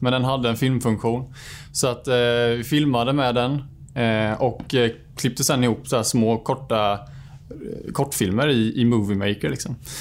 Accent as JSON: {"language": "Swedish", "town": "Bankeryd", "region": "Jönköping County", "country": "Sweden", "tie": "born or raised there", "said": "Jag är född och uppvuxen ute i Bankeryd"}